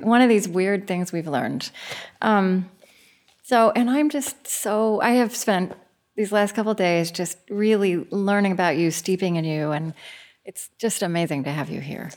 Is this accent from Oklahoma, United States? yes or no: yes; Oklahoma, United States; moved away; also born or lived in Minnesota; I grew up in Oklahoma